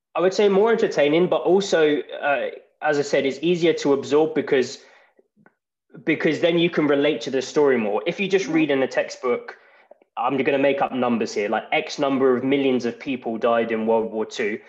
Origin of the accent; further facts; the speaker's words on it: England, United Kingdom; moved away as an adult; now in Iceland; I'm from England originally, but I've lived in Iceland for over three years now